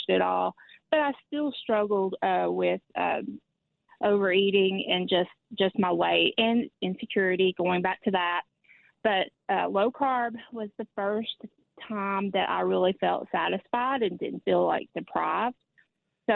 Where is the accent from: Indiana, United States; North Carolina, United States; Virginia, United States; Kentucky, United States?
Kentucky, United States; moved away as an adult; now in Tennessee, United States; I grew up in Kentucky. I've lived half of my life in Kentucky and half in Tennessee now.